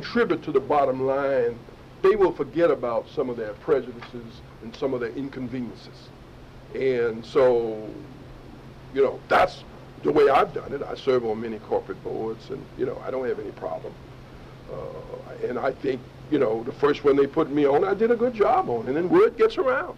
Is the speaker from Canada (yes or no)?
no; Arkansas, United States; I'm from Arkansas